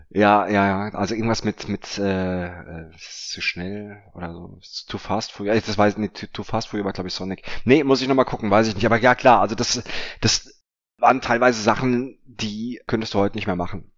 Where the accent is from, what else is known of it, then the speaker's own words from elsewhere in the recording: Offenbach am Main, Hesse, Germany; meiner Heimatstadt in Offenbach